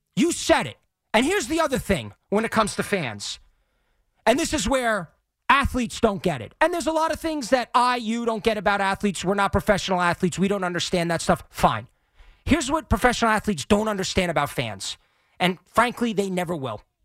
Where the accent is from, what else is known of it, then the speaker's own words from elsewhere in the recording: Long Island, New York, United States; also born or lived in Manhattan; I grew up on Long Island. I now live in Manhattan